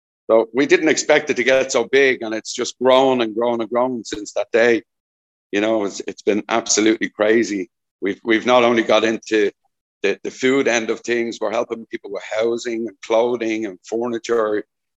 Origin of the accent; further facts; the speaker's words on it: Dublin, Leinster, Ireland; moved away as an adult; also born or lived in Caleta de Fuste, Spain; now in Corralejo, Spain; I'm originally from Dublin. I came to Fuerteventura just over 5 years ago.